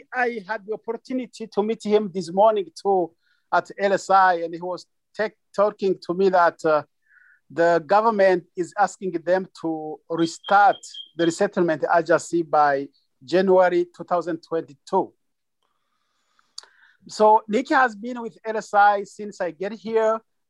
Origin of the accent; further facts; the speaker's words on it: Burundi; also born or lived in Tanzania; now in United States; We are originally from Burundi, but we fled to Tanzania and we could not survive without farming there.